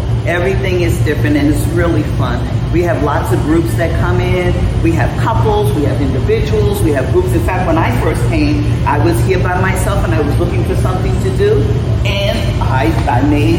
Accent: New York City, New York, United States; moved away as an adult; now in Hollywood, United States

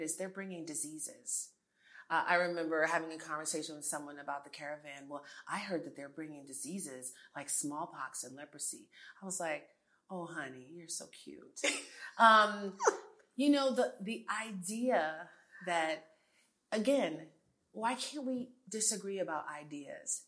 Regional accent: New York City, New York, United States; accent: American; also born or lived in Jamaica / Abilene, Texas / Los Angeles / Miami; now in Houston, United States; I grew up in New York City

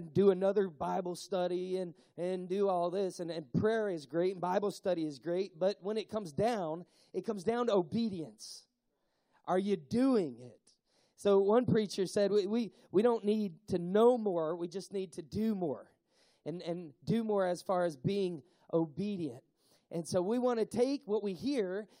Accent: Tennessee, United States; I'm from Tennessee

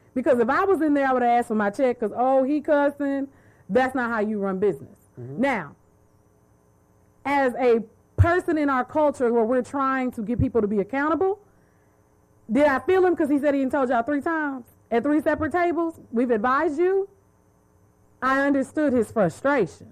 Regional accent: Dallas, Texas, United States; I'm from Dallas

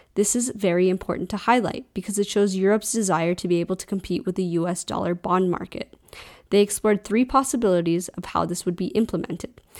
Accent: United States; as an American

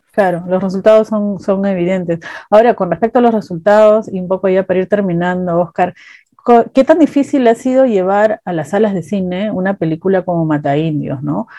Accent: Peru; como peruanos

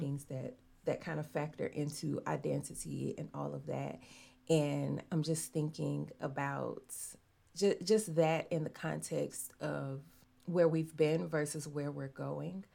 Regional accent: Arkansas, United States; also born or lived in Chicago; Arkansas is the home I've I've only ever been old enough to actually know

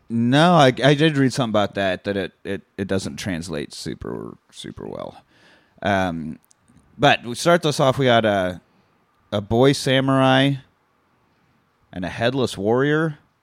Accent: Kansas, United States; I grew up in Kansas and not Japan

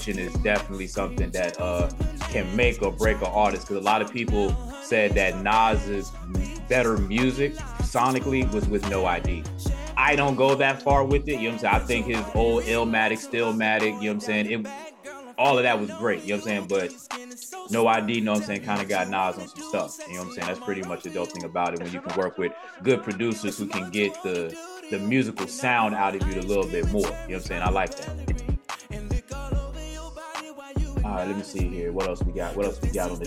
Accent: Virginia, United States; I'm from Virginia.

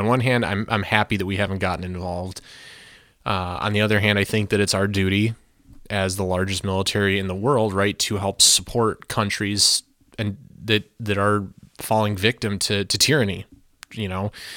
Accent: United States; as an American taxpayer

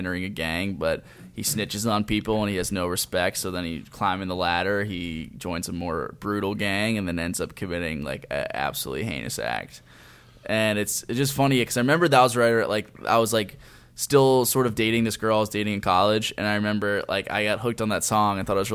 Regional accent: Lancaster, Pennsylvania, United States; I'm from Lancaster, Pennsylvania

